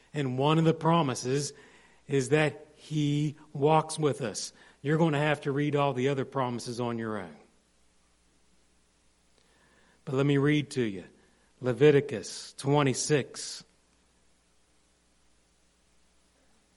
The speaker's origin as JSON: {"language": "English", "town": "Morgantown", "region": "West Virginia", "country": "United States", "tie": "born or raised there", "moved": "yes", "said": "in my hometown this week, I walked around a lot of dirty streets in Morgantown"}